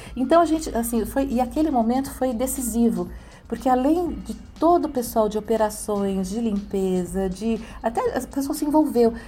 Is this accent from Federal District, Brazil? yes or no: no; São Paulo, Brazil; eu sou de São Paulo, eu sou do Sul